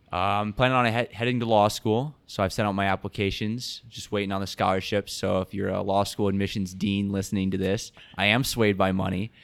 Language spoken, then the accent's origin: English; Sioux Center, Iowa, United States; I'm from Sioux Center, Iowa, so northwest corner of the state.